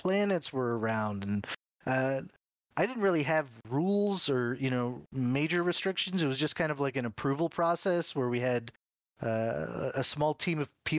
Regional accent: Pocono Mountains, Eastern Pennsylvania, United States; moved away as an adult; now in Arizona, United States; I grew up in Pennsylvania, Eastern Pennsylvania, in the Pocono Mountains.

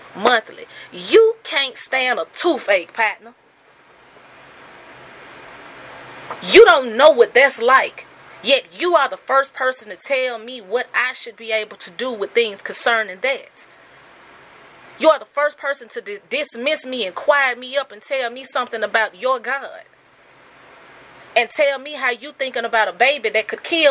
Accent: Birmingham, Alabama, United States; growing up in Birmingham

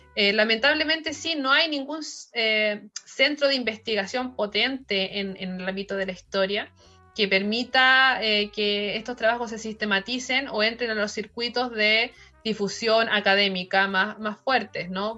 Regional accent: Chile; tenemos como chilenos

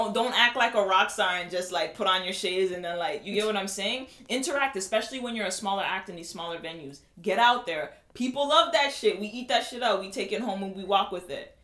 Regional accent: Toronto, Ontario, Canada; I was born in Toronto

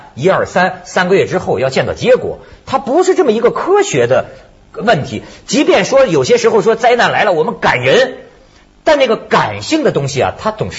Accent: China; 我这在中国长大的人，

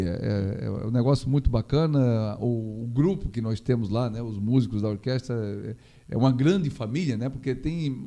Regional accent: Gaspar, Santa Catarina, Brazil; also born or lived in Blumenau; E a vida nossa foi sempre Gaspar, né? é, desde criança.

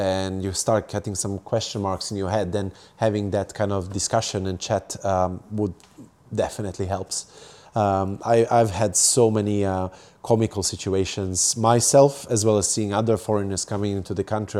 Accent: Serbia; English is a second language; moved away as an adult; also born or lived in United Kingdom / Italy / Hong Kong; now in Japan; I grew up in Serbia, Eastern Europe, and from there I moved to U K and studied and worked there

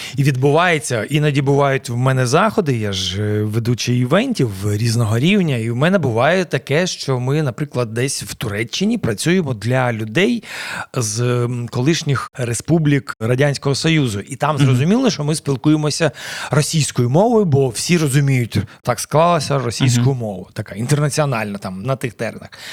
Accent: Dnipro, Dnipropetrovsk Oblast, Ukraine; Ukrainian is a second language; moved away as an adult; now in Kyiv, Ukraine; Я народився в Дніпродзержинську колишньому, це Кам'янське зараз. Десь в році 82-му переїхав до Дніпра, тоді ще Дніпропетровська. mm Там закінчив школу свою середню

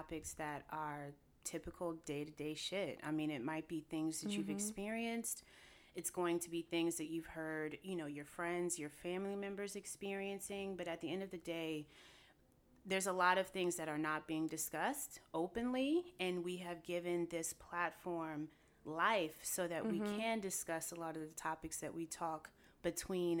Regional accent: Raleigh, North Carolina, United States; moved away as an adult; now in New York City, United States; I'm originally from North Carolina. Ooh, ooh, rough Raleigh.

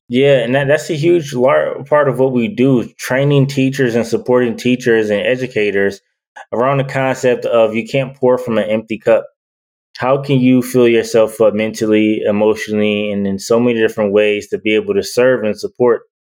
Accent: Detroit, Michigan, United States; I'm from Detroit

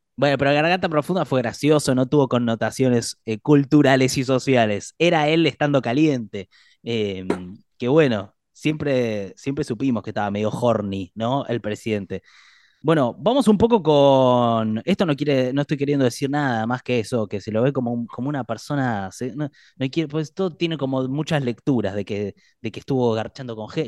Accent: Argentina; los argentinos

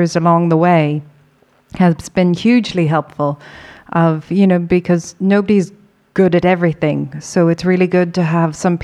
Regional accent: Ireland; being Irish

